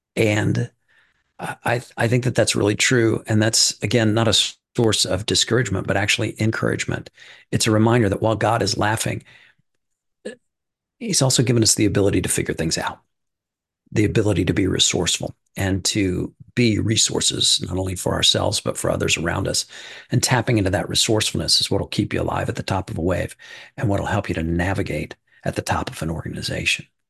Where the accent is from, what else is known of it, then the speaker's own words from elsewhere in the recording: Midwest, United States; I'm from the Midwest